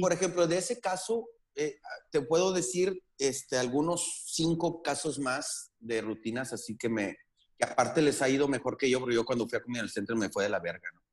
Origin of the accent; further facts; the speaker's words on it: northern Mexico, Mexico; para nosotros los, norteños